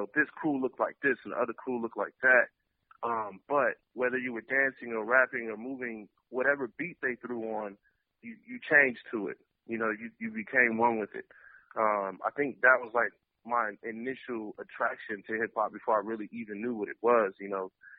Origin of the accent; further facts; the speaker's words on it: Detroit, Michigan, United States; growing up in Detroit and being in certain areas.